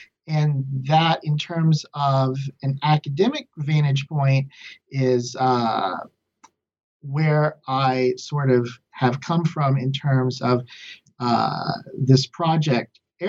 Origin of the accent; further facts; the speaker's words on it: Lubbock, Texas, United States; Sure. I'm from Lubbock, Texas originally, and I received my bachelor's and master's in English from Texas Tech.